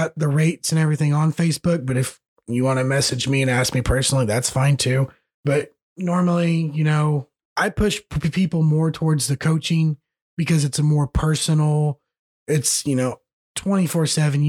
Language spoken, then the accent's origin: English; United States; grew up in Greene County, which is a bunch of little towns put together